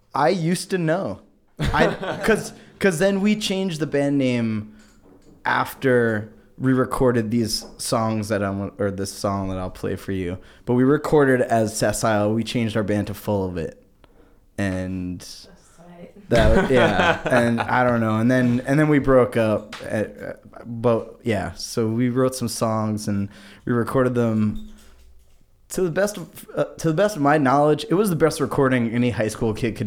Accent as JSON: {"language": "English", "area": "Rockland County", "region": "New York", "country": "United States", "tie": "born or raised there", "said": "I'm from Rockland County, New York"}